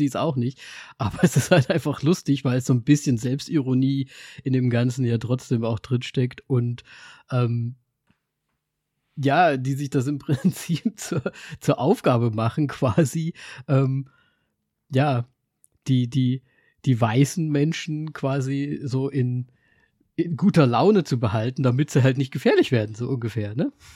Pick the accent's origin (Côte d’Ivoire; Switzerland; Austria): Austria; Bei uns in Österreich